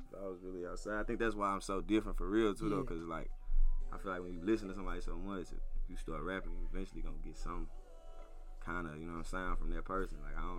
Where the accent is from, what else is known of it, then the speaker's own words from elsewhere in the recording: St. Louis, Missouri, United States; every time I say I'm from St. Louis